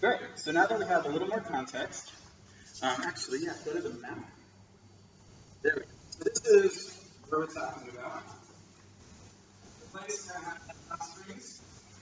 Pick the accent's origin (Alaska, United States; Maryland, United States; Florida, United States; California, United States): Alaska, United States; moved away; my hometown in Alaska